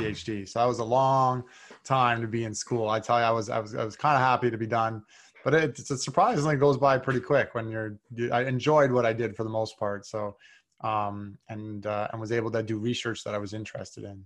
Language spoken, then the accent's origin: English; North Bay, Ontario, Canada; also born or lived in Toronto; I grew up in Northbay, Ontario, like three hours north of Toronto